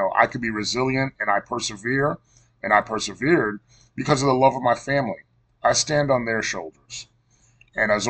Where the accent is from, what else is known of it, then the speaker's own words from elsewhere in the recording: New York City, New York, United States; Janine and I grew up together in Cambria Heights, Queens, New York, and we attended Sacred Heart Elementary School together.